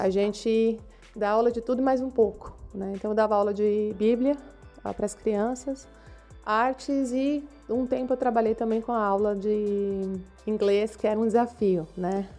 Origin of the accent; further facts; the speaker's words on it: São Paulo, Brazil; moved away as an adult; now in Romania; professora, nascida em São Paulo. Cresci na Igreja Batista da Cidade Universitária